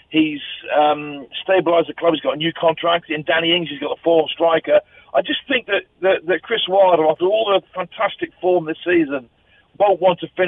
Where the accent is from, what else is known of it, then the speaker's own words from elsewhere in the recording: Chelmsford, East of England, United Kingdom; also born or lived in Maree, Galway, Ireland; growing up in England, there was a little uh, school in in Chelmsford in Essex called King Edward's Sixth Grammar School